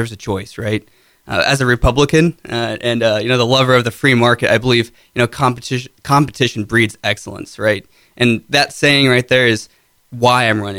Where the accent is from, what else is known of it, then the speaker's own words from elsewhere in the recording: Arlington, Ohio, United States; I grew up in Arlington, graduated from Arlington High School in 2013